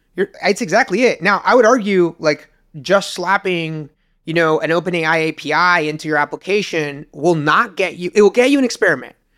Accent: Uruguay; moved away as an adult; now in United States; I moved from Uruguay to the U S and, uh, to go to college.

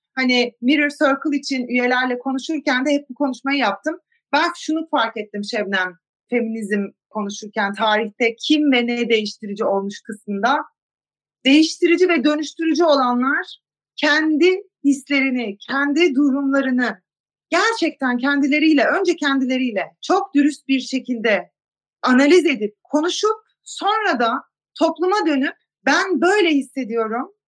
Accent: Zonguldak, Turkey; moved away as an adult; also born or lived in United States; Zonguldaklıyım ben.

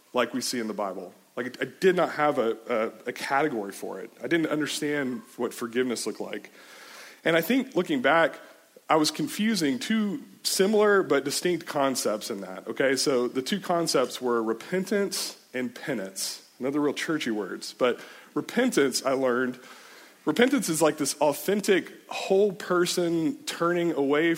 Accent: Richardson, Texas, United States; I grew up in Richardson. It's like north of Dallas area

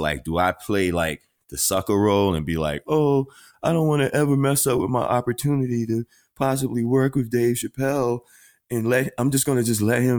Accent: Washington, District of Columbia, United States; I'm from Northeast DC, around the corner from Seat Pleasant, PG

